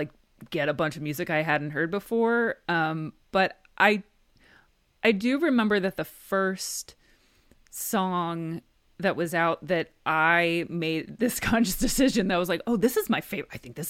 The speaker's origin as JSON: {"language": "English", "region": "New Jersey", "country": "United States", "tie": "born or raised there", "also_born_or_lived": "Brooklyn", "said": "I'm from New Jersey. I grew up in New Jersey, but I lived in Brooklyn for like a decade."}